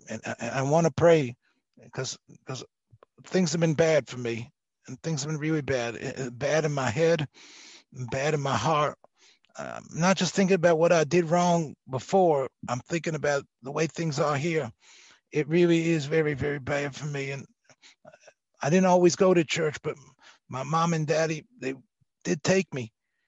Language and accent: English; Memphis, Tennessee, United States; So I'm a Baptist Southern boy, and I've been because I am from Memphis.